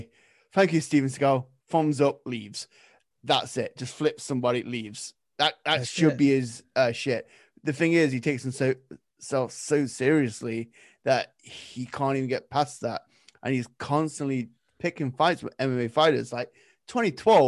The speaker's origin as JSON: {"language": "English", "region": "England", "country": "United Kingdom", "said": "I'm English"}